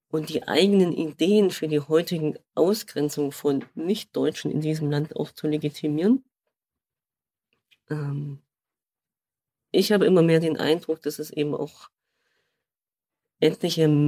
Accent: East Germany, Germany; Naja, ich bin ja Ostdeutscher, habe mich auch lange Zeit gar nicht gefragt, ob ich Ost- oder Westdeutsch bin

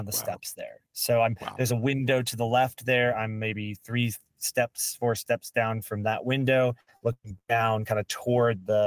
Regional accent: Marietta, Georgia, United States; I grew up in Marietta

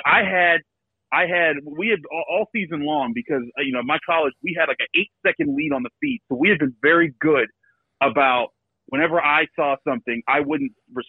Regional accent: Pittsburgh, Pennsylvania, United States; I was born and raised in Pittsburgh.

